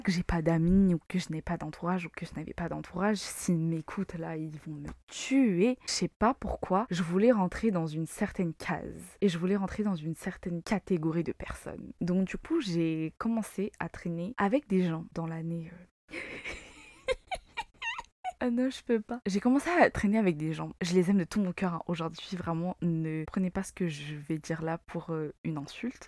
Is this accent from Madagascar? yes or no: yes; Madagascar; moved away as an adult; now in France; je suis malgache, j'ai fait mes études à Madagascar. Je suis venue en France pour poursuivre mes études